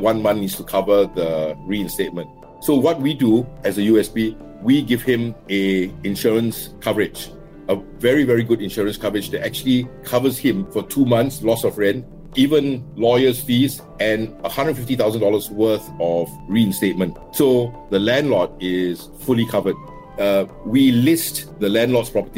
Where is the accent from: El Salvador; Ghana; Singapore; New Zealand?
Singapore; I grew up in District 11 in an enclave called Jalan Pemimpin.